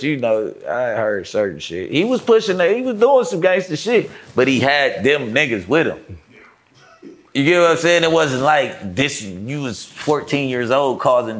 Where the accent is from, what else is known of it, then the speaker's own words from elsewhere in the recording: California, United States; I'm from California